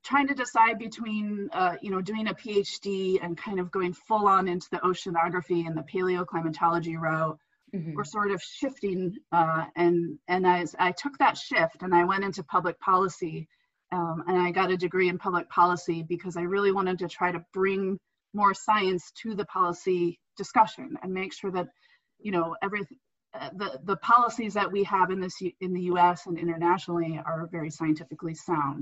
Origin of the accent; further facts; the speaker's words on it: Indiana, United States; moved away as an adult; I grew up in Indiana